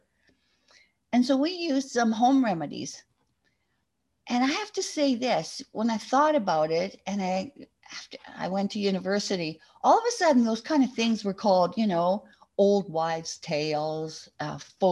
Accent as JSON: {"language": "English", "town": "Oakburn", "region": "Manitoba", "country": "Canada", "tie": "born or raised there", "said": "I was born in Oak Bryn, Manitoba. On a farm. I didn't spend all my life on the farm, but we always had a farm when I was growing up."}